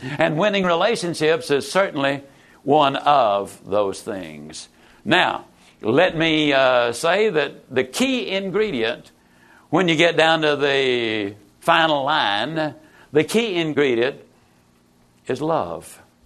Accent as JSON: {"language": "English", "region": "East Texas", "country": "United States", "tie": "born or raised there", "said": "I was raised over in East Texas, better known as Mississippi"}